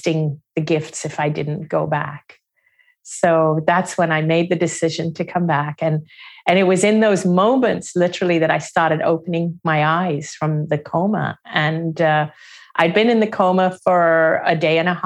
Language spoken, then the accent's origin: English; Hong Kong; also born or lived in Singapore; I didn't grow up in India. They left India even before I was born. I grew up outside of India. I was born in Singapore. I grew up in Hong Kong.